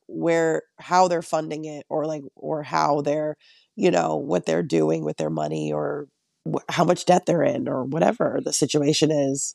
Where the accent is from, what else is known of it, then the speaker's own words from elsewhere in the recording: Connecticut, United States; moved away as an adult; now in Long Island, United States; I'm from Connecticut